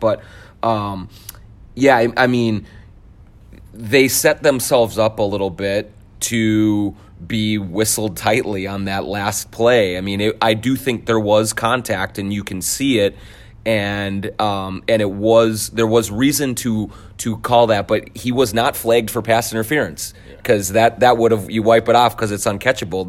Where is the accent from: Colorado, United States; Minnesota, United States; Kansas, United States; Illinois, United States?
Minnesota, United States; Blaine; So I was born right downtown here at the hospital and um, spent uh, the uh, formative years in lovely Blaine, Minnesota.